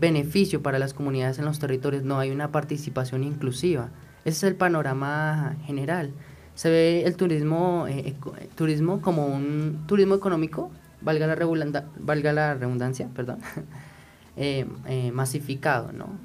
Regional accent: Colombia; nosotros como colombianos

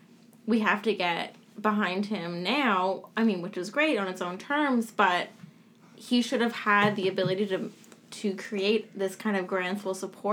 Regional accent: Ottawa, Ontario, Canada; moved away as an adult; now in Toronto, Canada; because I'm from Ottawa Center, which means that Catherine McKenna is my minister from, like, my hometown.

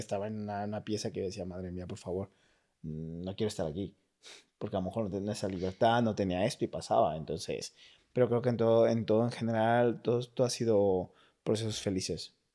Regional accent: Mexico; moved away as an adult; also born or lived in United States; now in Madrid, Spain; soy de México

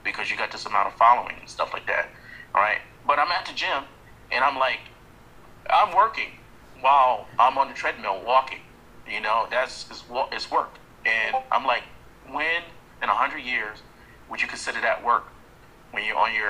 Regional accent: New York, United States; I'm from New York, so my accent

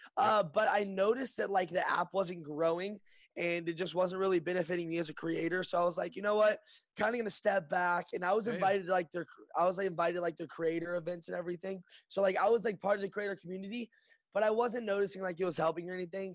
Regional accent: Lexington, Kentucky, United States; moved away as an adult; now in Burbank, United States; I'm born and raised in Lexington, Kentucky, and I just moved to uh, Burbank

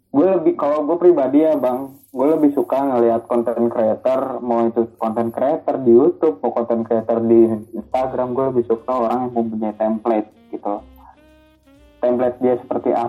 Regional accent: Bandung, West Java, Indonesia; now in Depok, Indonesia; gue orang Bandung ataupun disebutnya orang Sunda

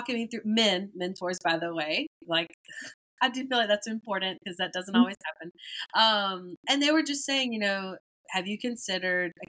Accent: Metcalf, Georgia, United States; moved away as an adult; also born or lived in Thomasville, Georgia; now in New Orleans, United States; I am from Thomasville, Georgia.

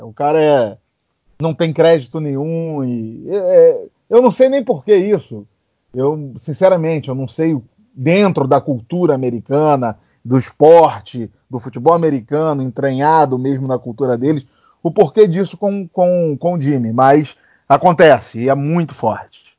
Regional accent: Cabo Frio, Araruama, Rio de Janeiro, Brazil; moved away as an adult; now in San Francisco, United States; morei a minha vida toda no Rio de Janeiro, em Cabo Frio, Araruama

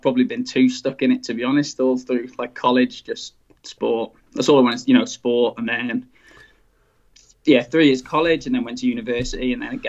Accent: Wales, United Kingdom; moved away as an adult; now in Brisbane, Australia; as you said, I'm 28 years old. I'm originally from Wales. That's where I was brought up all my life. That's where I went to college, went to university. And then once I finished university 7 years ago, I moved to Brisbane, Australia.

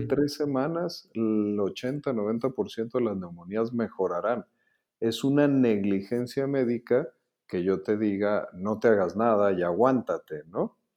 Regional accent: Mexico; lo que somos los mexicanos ahorita

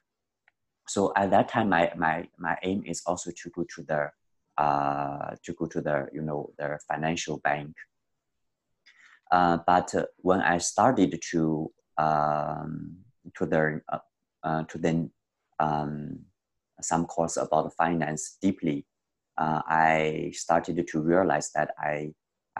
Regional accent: China; moved away; also born or lived in Canada; I come from China.

